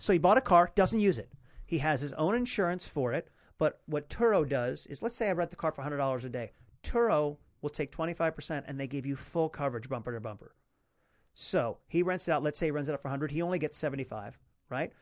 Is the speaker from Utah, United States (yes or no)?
no; Potomac, Maryland, United States; I grew up in Potomac, Maryland